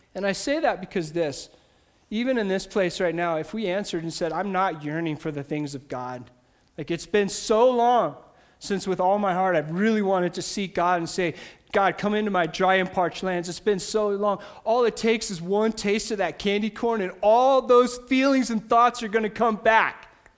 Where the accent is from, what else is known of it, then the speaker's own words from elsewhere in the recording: United States; I grew up in America